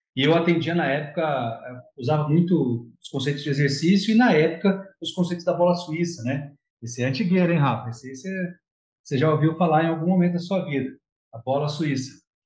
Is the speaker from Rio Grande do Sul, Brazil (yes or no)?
no; Jacareí, São Paulo, Brazil; now in Guarujá, Brazil; eu sou de Jacareí, na verdade sou do interior, mas eu moro em Guarujá, tem alguns anos já